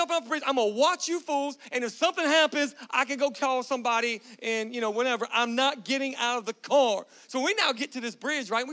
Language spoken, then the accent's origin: English; Galveston, Texas, United States; I grew up in Galveston, Texas. Anybody know what Galveston is? That's where I'm from. That's where I grew up